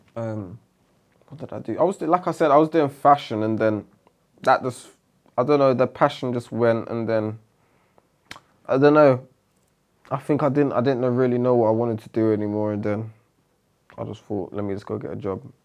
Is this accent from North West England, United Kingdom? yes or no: no; London, United Kingdom; So that's where I grew up. I grew up in E C